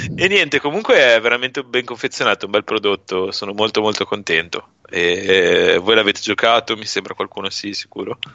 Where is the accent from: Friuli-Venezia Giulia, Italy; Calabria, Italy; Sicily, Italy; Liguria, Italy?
Liguria, Italy; Genoa; da buon genovese